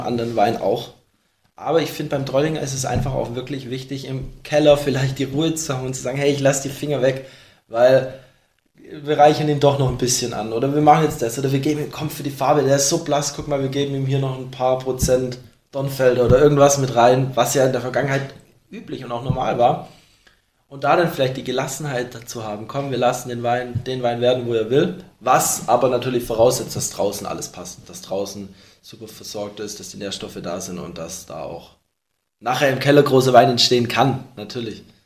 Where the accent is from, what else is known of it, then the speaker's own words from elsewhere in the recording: Baden-Württemberg, Germany; wir sind alle aus Württemberg hier